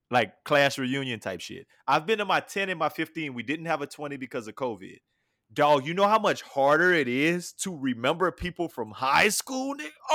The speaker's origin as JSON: {"language": "English", "region": "Louisiana", "country": "United States", "moved": "yes", "lives_now": "Houston, United States", "said": "we live in Houston, but we're from Louisiana, right? He's from Shreveport. I'm from Niobrara."}